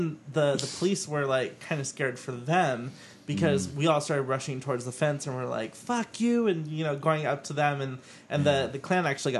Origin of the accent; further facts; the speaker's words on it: Fresno, California, United States; now in San Diego, United States; Growing up in Fresno